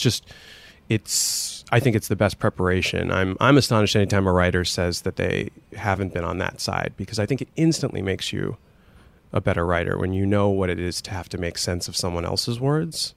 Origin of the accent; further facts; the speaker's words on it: Scranton, Pennsylvania, United States; I was growing up in Scranton